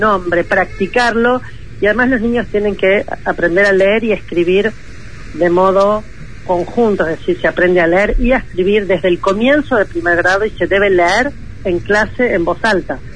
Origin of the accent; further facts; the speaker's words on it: Argentina; con los niveles de pobreza y de pobreza educativa que tenemos como nosotros Argentina